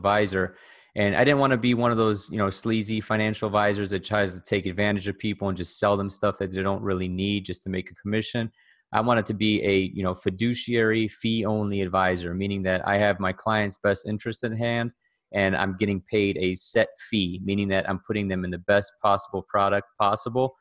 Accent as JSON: {"language": "English", "town": "Cleveland", "region": "Ohio", "country": "United States", "tie": "born or raised there", "said": "born and raised in Cleveland, Ohio, just a regular guy"}